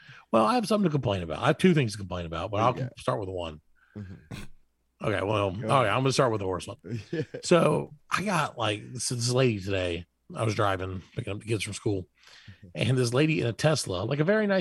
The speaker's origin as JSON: {"language": "English", "country": "United States", "said": "I'm an American"}